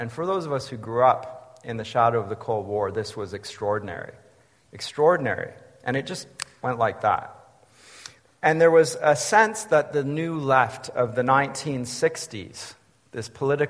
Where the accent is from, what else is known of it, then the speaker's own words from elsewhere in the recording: Canada; moved away as an adult; also born or lived in Germany; as a Canadian growing up in the 70s and 80s